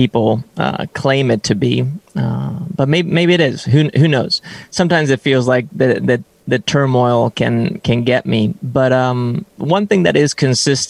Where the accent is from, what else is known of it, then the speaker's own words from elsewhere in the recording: Sweden; also born or lived in San Francisco, United States; now in United States; I'm Swedish.